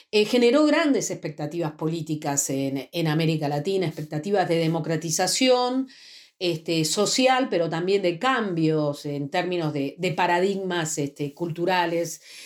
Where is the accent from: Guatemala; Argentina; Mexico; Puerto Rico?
Argentina; yo soy eh, investigadora y socióloga de la Argentina, trabajo en el Centro Nacional de Investigaciones Científicas de mi país